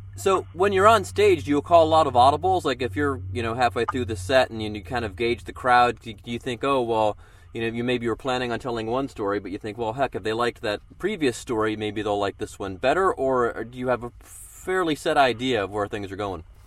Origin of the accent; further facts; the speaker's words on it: Cleveland, Ohio, United States; my hometown of Cleveland, Ohio